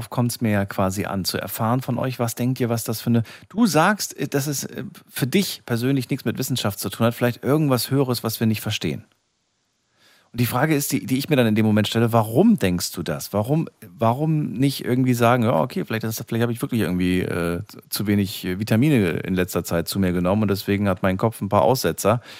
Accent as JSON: {"language": "German", "region": "Rhineland-Palatinate", "country": "Germany", "said": "ich bin ja aus der Nähe von Kaiserslautern."}